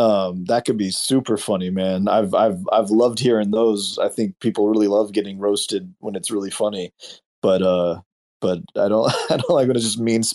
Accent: Medford, Oregon, United States; this exposes like what it was like growing up in Medford, Oregon. We did a lot of dumb shit because it was a small town with nothing to do.

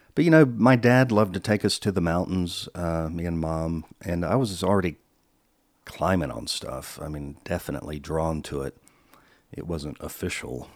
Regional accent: Charlotte, North Carolina, United States; moved away as an adult; also born or lived in Salisbury, North Carolina / California; I was born in Salisbury, North Carolina, nineteen sixty-three. Then Dad got a job in Charlotte, North Carolina. We moved there when I was about five or six.

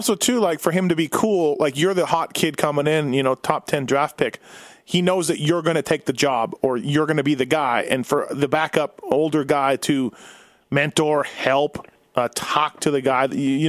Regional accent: Winnipeg, Manitoba, Canada; I grew up born and raised in Winnipeg

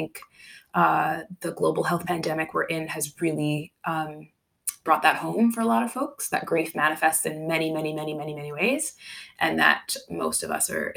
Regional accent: Canada; I was born and raised in Canada

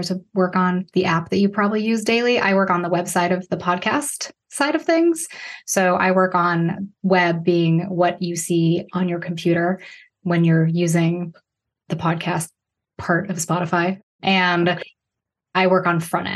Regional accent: Chicago area, Illinois, United States; also born or lived in Traverse City, Michigan; My grandmother was an opera singer who had a voice studio downtown at the Fine Arts Building here in Chicago. My father was in there were five of them. They were called Stuck in the 50s, and they sang doo-wop in my hometown

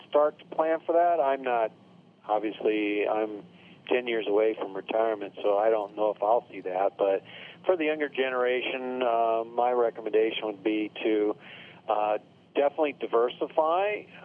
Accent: Sioux City, Iowa, United States; moved away as an adult; also born or lived in Des Moines, Iowa / Nebraska; now in Arizona, United States; I'm from Sioux City, Iowa, northwest part of the state.

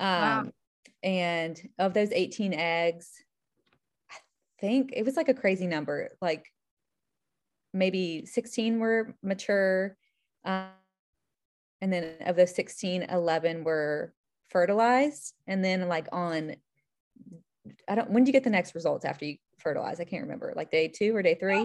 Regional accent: Charlotte, North Carolina, United States; now in Charleston, United States; originally from Charlotte

